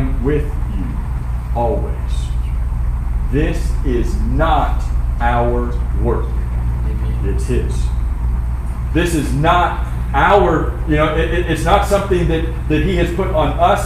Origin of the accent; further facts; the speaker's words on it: Florida, United States; I'm from Florida